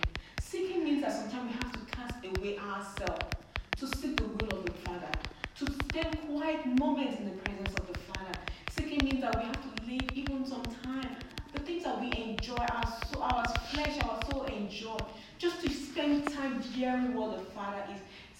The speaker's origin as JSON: {"language": "English", "country": "India", "said": "I'm from India"}